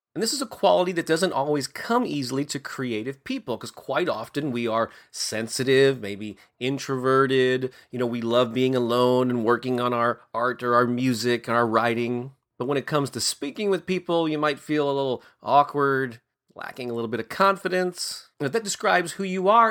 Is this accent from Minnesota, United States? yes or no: no; St. Louis, Missouri, United States; in my hometown of Saint Louis